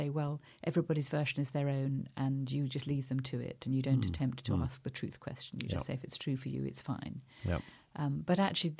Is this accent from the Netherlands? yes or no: no; South India, India; Well, I mean, I grew up in South India. My parents were missionaries in South India.